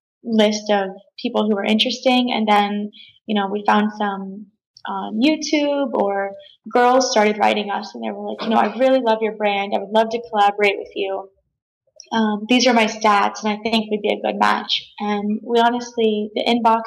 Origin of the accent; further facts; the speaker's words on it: South Florida, United States; I grew up here in South Florida